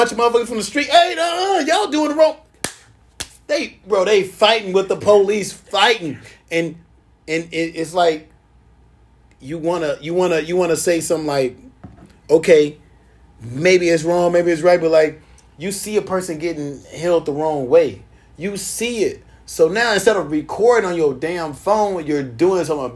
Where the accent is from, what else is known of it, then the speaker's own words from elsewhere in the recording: Chicago, Illinois, United States; I'm from Chicago